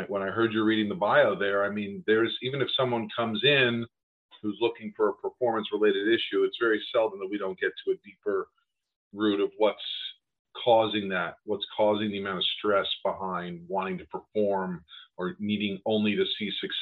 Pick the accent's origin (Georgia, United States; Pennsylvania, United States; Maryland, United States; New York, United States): New York, United States; I grew up in New York